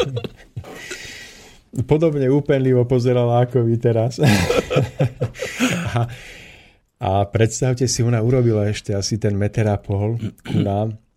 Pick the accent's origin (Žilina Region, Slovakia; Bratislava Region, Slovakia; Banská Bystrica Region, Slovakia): Žilina Region, Slovakia; Orava; ja pochádzam z Oravy